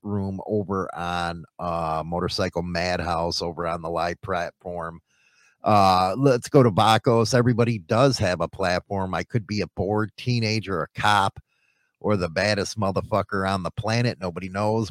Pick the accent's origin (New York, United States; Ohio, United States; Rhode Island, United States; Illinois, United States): Illinois, United States; Chicago; moved away; I come from Chicago